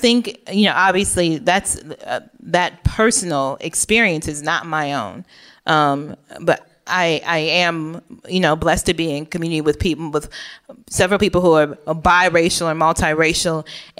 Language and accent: English; Oak Park, Illinois, United States; I mentioned before that I grew up in Oak Park, which is like, I don't know, middle class, upper middle class neighborhood outside of Chicago.